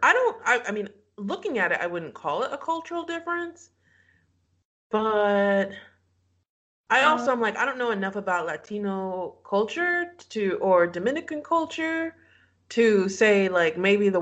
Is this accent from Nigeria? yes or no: yes; Nigeria; we're Nigerians